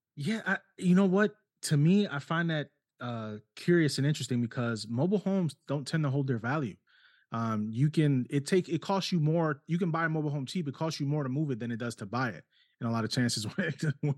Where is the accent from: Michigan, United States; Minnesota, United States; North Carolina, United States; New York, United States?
New York, United States; New York City; also born or lived in Ohio; now in South Carolina, United States; born and raised in New York City, lived in Ohio for twenty years too, and then we moved down here five years ago.